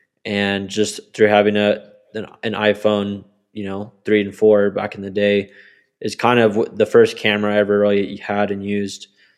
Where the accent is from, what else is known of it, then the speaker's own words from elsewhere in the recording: Colorado Springs, Colorado, United States; also born or lived in Texas / Kentucky / Maryland; So I am from Colorado Springs, Colorado. I grew up kind of all over the US with my parents being in the military, especially my mom. I ended up living in places like Texas for most of my childhood, as well as Kentucky, Maryland.